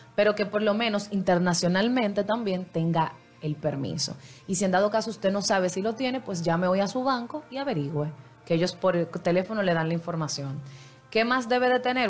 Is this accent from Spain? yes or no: no; Dominican Republic; a nosotros como dominicanos